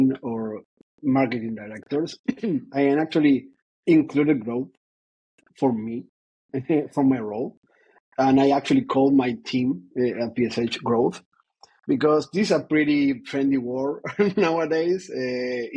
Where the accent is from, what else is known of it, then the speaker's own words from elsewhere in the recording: Argentina; moved away; also born or lived in Ireland / Paris; I was born in Argentina. That is important, I believe. But I've been all over the place.